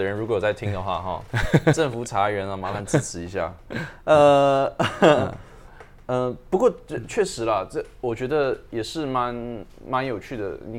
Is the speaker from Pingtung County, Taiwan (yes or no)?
no; Taipei, Taiwan; 还是说因为我是因为我台北市长大的，我们我从小就跟比较传统的。